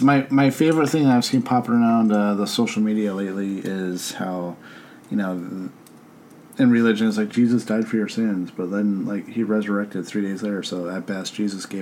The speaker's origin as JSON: {"language": "English", "region": "Pennsylvania", "country": "United States", "said": "I'm from Pennsylvania"}